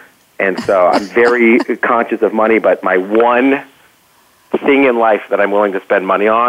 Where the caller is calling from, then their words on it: Saratoga, California, United States; I am calling from the Bay Area. I am in Saratoga today.